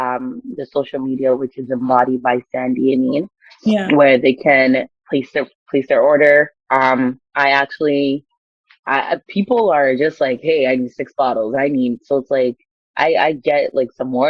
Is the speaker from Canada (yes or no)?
no; Ghana; I'm Ghanaian